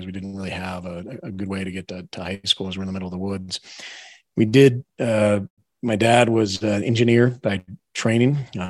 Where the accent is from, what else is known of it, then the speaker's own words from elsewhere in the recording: Barrington, New Hampshire, United States; also born or lived in Newport, Rhode Island; We grew up in a very small town called Barrington. The general store was the post office. We had no traffic lights.